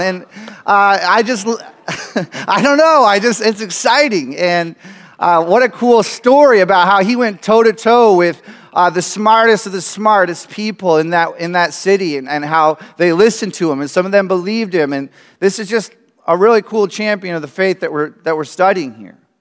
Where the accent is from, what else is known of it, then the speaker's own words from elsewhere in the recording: United States; I grew up in America